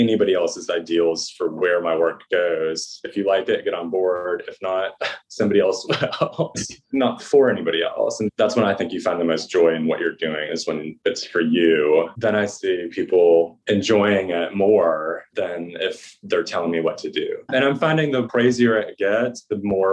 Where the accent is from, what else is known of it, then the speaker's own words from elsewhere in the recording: the South, United States; also born or lived in Saginaw, Michigan, United States; now in New England, United States; the hard part about growing up in the South is you learn to constantly be pleasing people. And now that I'm in New England